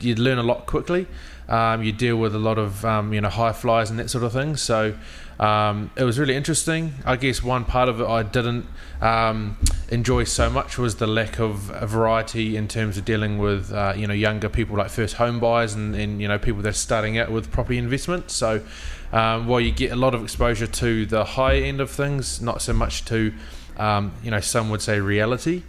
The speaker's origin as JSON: {"language": "English", "town": "Havelock North", "region": "Hawke's Bay", "country": "New Zealand", "tie": "born or raised there", "also_born_or_lived": "Dunedin / Wellington / Auckland / Christchurch", "said": "So I'm from Hawke's Bay, Havelock North, youngest of three brothers. So grew up there literally right through till the end of school"}